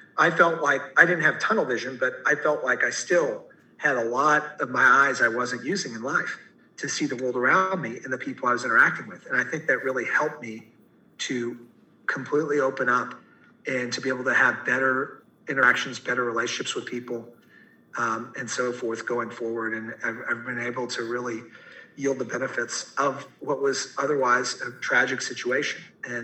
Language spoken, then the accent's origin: English; Fort Worth, Texas, United States; I moved over from Fort Worth, Texas